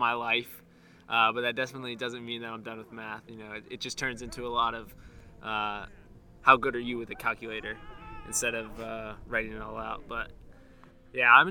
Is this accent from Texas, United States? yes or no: no; Panama City Beach, Florida, United States; moved away as an adult; now in West Point, United States; I'm from Panama City Beach, Florida. North Florida, South Alabama